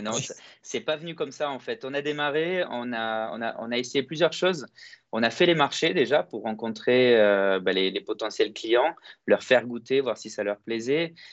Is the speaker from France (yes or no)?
no; Greece; la force qu'on a chez nous en Grèce, c'est que tout est fait à la main